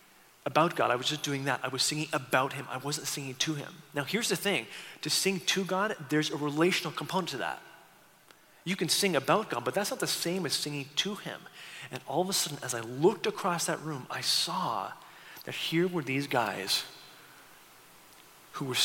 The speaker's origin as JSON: {"language": "English", "town": "St. Catharines", "region": "Ontario", "country": "Canada", "tie": "born or raised there", "moved": "as an adult", "lives_now": "Seattle, United States", "said": "I grew up in St. Catharines, a small city on the eastern part of the country"}